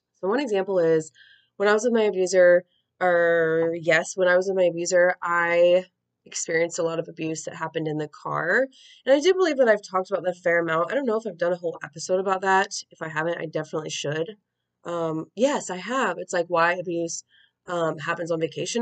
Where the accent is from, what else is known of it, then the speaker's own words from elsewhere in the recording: United States; as an American who's I'm like in my 30s